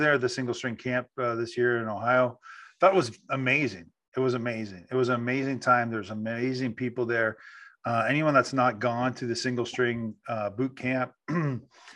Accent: Canada; I'm Canadian too

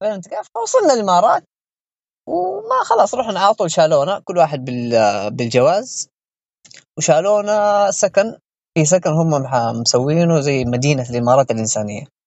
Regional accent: Yemen; moved away as an adult; also born or lived in Wuhan, China; احنا كطلاب يمنيين يعني في الصين

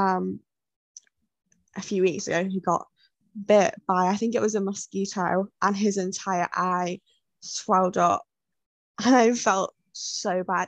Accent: United Kingdom; as a British person

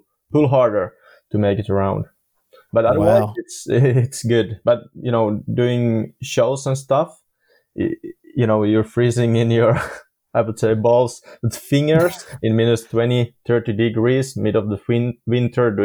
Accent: Finland; we're from Finland, so it's everything between rain and snow

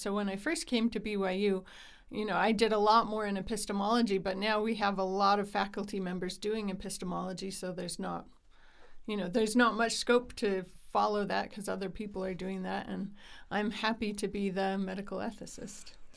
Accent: Utah, United States; I grew up here in Utah. I've lived here most of my life

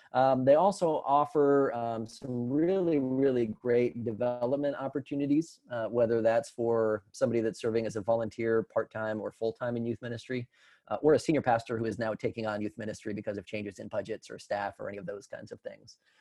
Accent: Colorado, United States; moved away as an adult; now in Tennessee, United States; I come from Colorado originally

